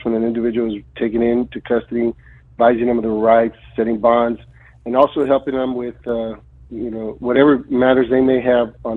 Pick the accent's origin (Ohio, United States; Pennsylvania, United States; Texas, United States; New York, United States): Texas, United States; Edinburg; moved away as an adult; now in McAllen, United States; I'm originally from Edinburg, been in McAllen the last 33 years